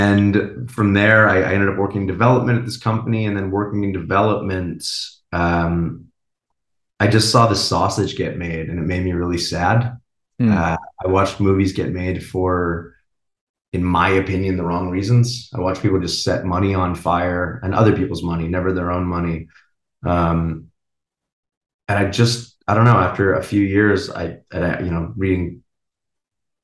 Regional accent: San Diego, California, United States; I grew up in San Diego, you know, close

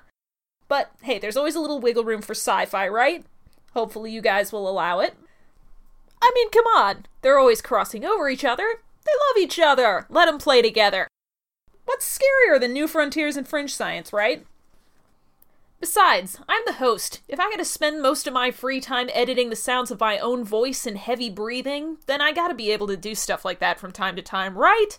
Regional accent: Midwest, United States; now in North Carolina, United States; I grew up in the Midwest

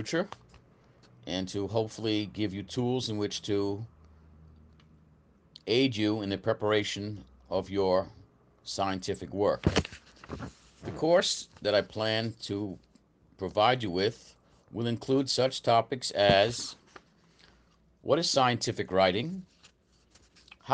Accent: United States; moved away as an adult; now in Brazil; I'm an American. I've been in Brazil since 1992

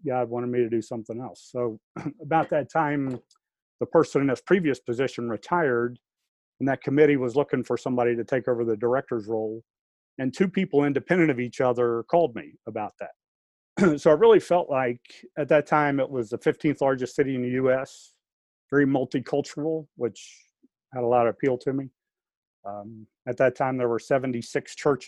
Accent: near South Point, Ohio, United States; also born or lived in Washington, D.C. / Huntington, West Virginia; now in Columbus, United States; moved to just down the road from Dean to start the fourth grade, summer before my fourth grade year

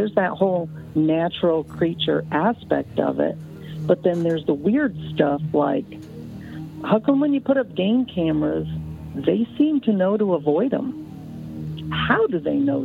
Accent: Michigan, United States; I grew up in Michigan and went camping in the Manistee National Forest the whole time I was growing up

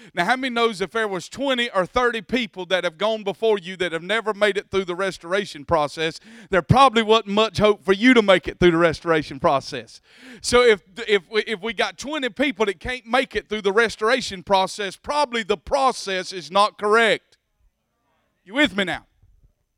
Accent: Bacon County, Georgia, United States; moved away; I came from Bacon County

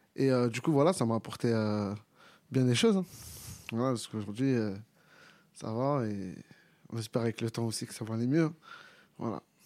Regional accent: Clichy-sous-Bois, Île-de-France, France; je viens de Clichy, j'ai grandi sur Clichy-sous-Bois

